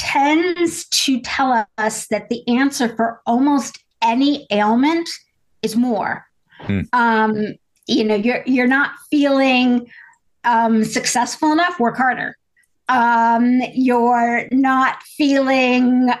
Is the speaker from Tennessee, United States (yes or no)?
no; Indiana, United States; I grew up in a small town in Indiana